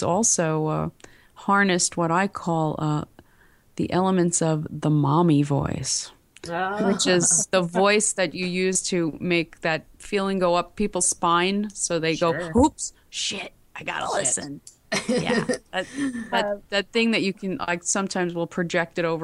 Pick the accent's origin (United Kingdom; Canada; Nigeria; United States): United States; New York; accent: heavy New York; moved away; I grew up in New York and I had a heavy New York accent. It still comes out sometimes